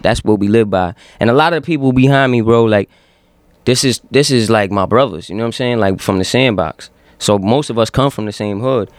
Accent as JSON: {"language": "English", "town": "Yonkers", "region": "New York", "country": "United States", "said": "I'm from Yonkers, so when people ask me where I'm from, Yonkers is the first word out of my mouth"}